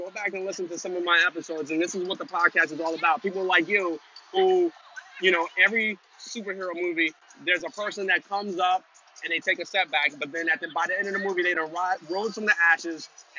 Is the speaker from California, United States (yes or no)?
no; Long Branch, New Jersey, United States; So I'm from New Jersey.